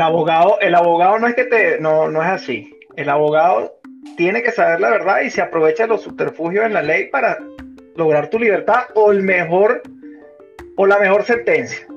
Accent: Venezuela; moved away as an adult; also born or lived in Panama; now in United States; yo salí de Venezuela vía Panamá

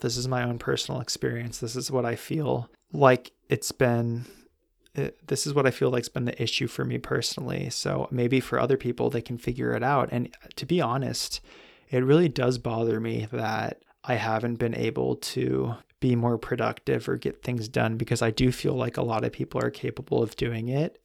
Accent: California, United States; growing up in California

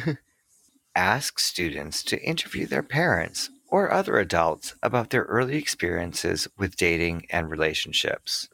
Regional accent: Massachusetts, United States; I'm from Massachusetts

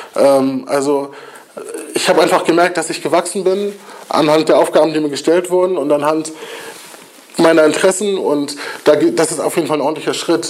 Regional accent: Kiel, Schleswig-Holstein, Germany; ich bin auch Kieler und ich kenne die Strukturen in Kiel und ich weiß, was mir als Jugendlichen gefehlt hat.

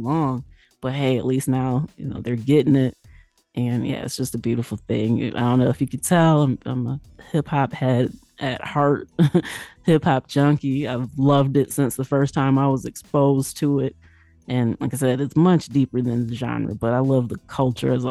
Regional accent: Midwest, United States; As a young chick growing up in the Midwest

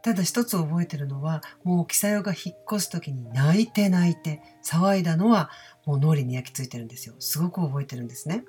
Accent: Osaka, Japan; accent: Osaka dialect

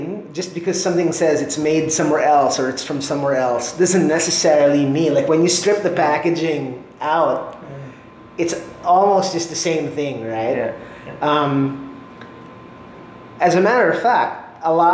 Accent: Philippines; as a nation, tayo mga Pinoy

